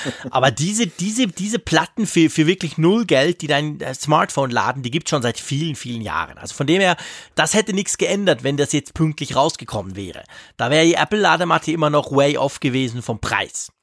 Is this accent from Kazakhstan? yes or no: no; Switzerland; bei uns in der Schweiz